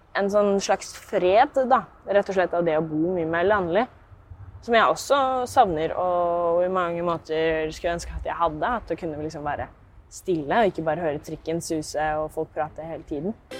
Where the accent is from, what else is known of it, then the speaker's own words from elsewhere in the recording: Tomter, Østfold, Norway; der jeg er fra, som da blir tomter